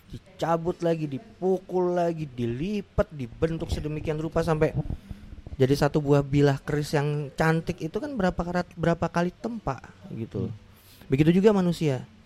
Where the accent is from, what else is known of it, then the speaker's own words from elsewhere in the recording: Samarinda, East Kalimantan, Indonesia; now in Malang, Indonesia; kayak saya asli Samarinda, merantaunya ke Malang.